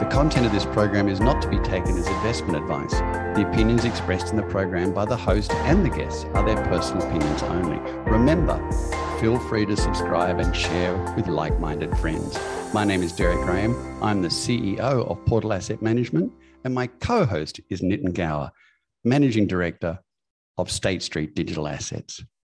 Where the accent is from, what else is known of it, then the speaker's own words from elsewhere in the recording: Australia; I grew up in Australia